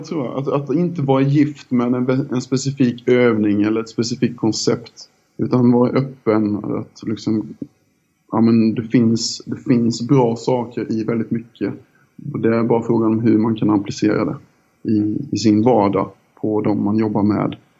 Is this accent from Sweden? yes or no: yes; Älmhult, Kronoberg County, Sweden; accent: Småländska; also born or lived in Ljungby / Minsk; Jag är uppväxt eh, utanför IKEA-samhället Älmhult eh, i en liten by som heter Dyö i södra Småland.